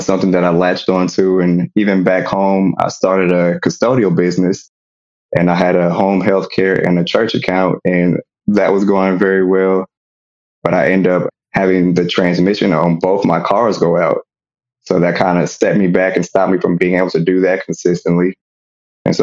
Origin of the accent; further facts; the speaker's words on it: Kansas City, Missouri, United States; moved away as an adult; now in Dallas, United States; I'm originally from Kansas City, Missouri, born and raised. So I moved down to Dallas, Texas about 5 years ago.